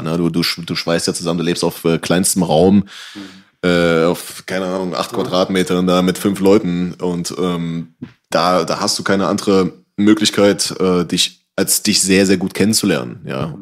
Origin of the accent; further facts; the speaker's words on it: Halle, Saxony-Anhalt, Germany; ich bin zum Beispiel in der Silberhöhe aufgewachsen zum großen Teil